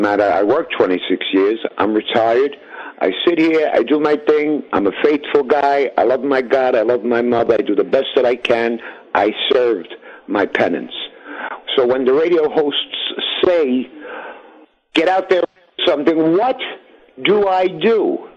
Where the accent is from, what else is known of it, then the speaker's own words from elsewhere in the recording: New York City, New York, United States; when I grew up in South Brooklyn downtown.